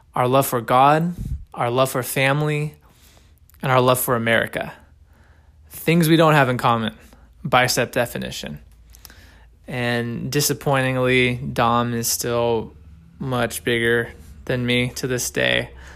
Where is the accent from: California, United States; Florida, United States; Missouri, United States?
California, United States; Los Angeles; We are both from Los Angeles, California. We've been best friends since, I think, the fifth grade. I mean, we grew up together